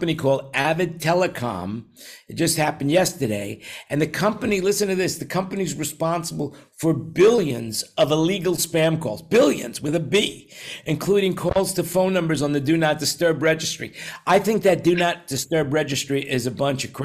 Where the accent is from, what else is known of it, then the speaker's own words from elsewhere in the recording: New York, United States; growing up in New York